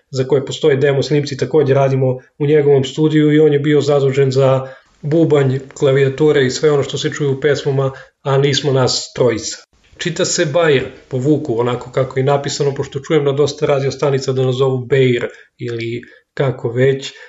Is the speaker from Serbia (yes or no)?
yes; Knjaževac, Zaječar District, Serbia; dolazim iz Knjaževca